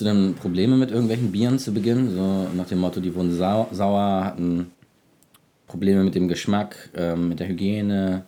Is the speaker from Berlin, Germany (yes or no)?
no; Hamburg, Germany; moved away as an adult; now in Detmold, Germany; Ich komme aus Hamburg, habe dort Design studiert